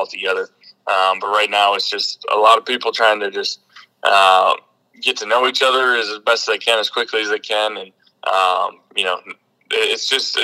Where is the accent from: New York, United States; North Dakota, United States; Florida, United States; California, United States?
North Dakota, United States; moved away as an adult; I grew up in North Dakota